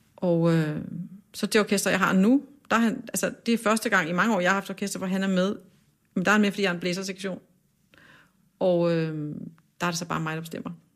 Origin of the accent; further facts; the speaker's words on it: Kokkedal, Capital Region of Denmark, Denmark; Jeg er vokset op i sådan en udflytterkommune, øh, der hedder Kokkedal, ligger nord for København